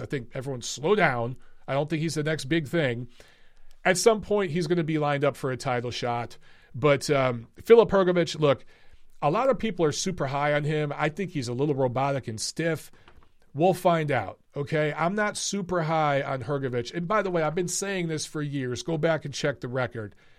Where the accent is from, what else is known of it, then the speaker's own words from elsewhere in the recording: Michigan, United States; I'm from Michigan